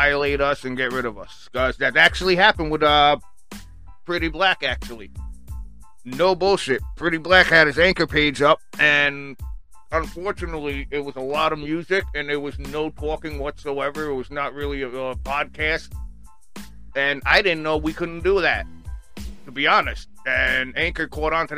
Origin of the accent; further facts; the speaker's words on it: Long Island, New York, United States; from Long Island, New York. My hometown